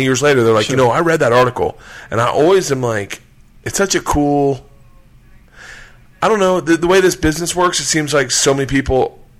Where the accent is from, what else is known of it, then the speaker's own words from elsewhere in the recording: Tampa, Florida, United States; moved away as an adult; also born or lived in Tallahassee / Los Angeles; I grew up in Tampa, went to school in Tallahassee.